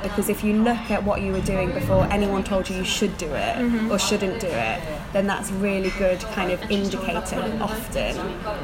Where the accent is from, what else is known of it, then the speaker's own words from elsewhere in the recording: Chesterfield, East Midlands, United Kingdom; accent: northern; now in London, United Kingdom; I'm from the north of England. I would have actually said the Midlands before I moved to London, because it is technically, it's a place called Chesterfield in Derbyshire